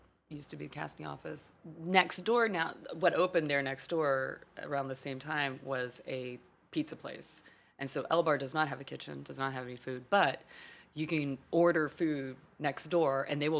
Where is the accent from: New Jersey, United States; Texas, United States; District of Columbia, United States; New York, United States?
Texas, United States; Fort Worth; moved away as an adult; I grew up in Fort Worth, Texas.